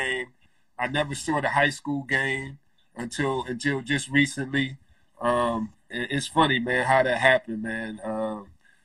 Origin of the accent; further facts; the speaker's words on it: New York City, New York, United States; also born or lived in Brownsville, Brooklyn; I moved to Brownsville when I was 14. Right before I started high school, I moved to Brownsville from South Brooklyn.